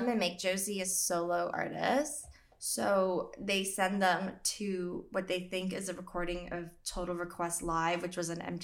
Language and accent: English; Canada; I'm a Gen Z and I'm from Canada.